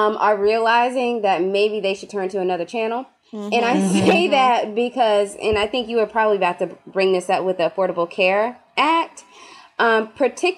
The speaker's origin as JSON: {"language": "English", "region": "the South", "country": "United States", "said": "I can say this as a Southerner."}